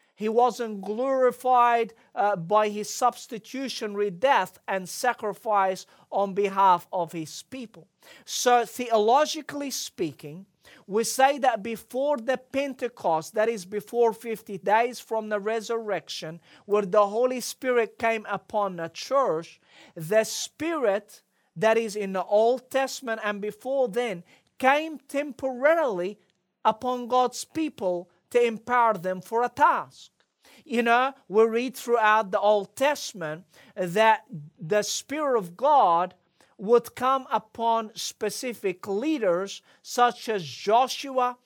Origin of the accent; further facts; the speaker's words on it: Egypt; as I was growing up in Egypt, I had a lot of friends who were non-Christians.